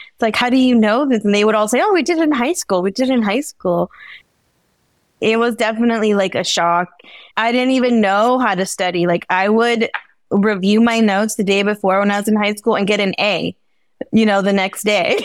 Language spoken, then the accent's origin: English; Bay Area, California, United States; my family's from El Salvador, so I was born here in the Bay Area